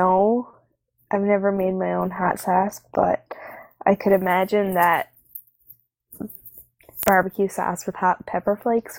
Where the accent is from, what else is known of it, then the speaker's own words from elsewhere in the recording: Newfoundland and Labrador, Canada; I'm from Newfoundland